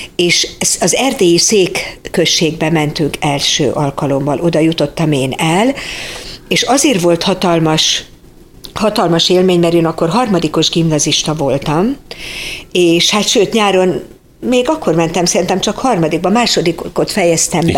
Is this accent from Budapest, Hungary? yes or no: yes; Budapest, Hungary; born or raised there